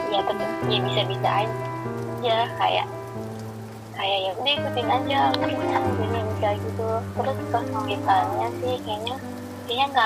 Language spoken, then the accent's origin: Indonesian; Aceh, Indonesia; aku kan sebenarnya tuh mau kuliah di Aceh karena aku orang Aceh